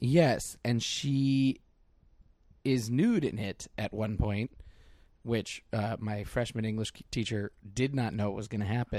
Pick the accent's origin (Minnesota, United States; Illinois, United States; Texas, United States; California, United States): California, United States; Mill Valley; I'm from Mill Valley